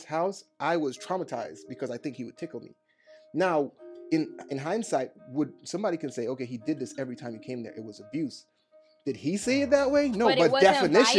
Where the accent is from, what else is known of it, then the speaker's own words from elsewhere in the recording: Trinidad & Tobago; I'm Trinidadian